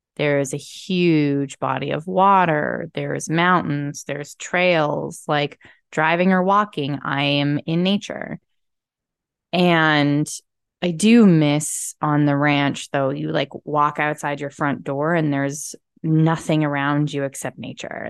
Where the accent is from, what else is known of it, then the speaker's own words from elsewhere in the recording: Calgary, Alberta, Canada; moved away; also born or lived in Texas / Penticton; where I came from because, which is Calgary, which is right by the mountains.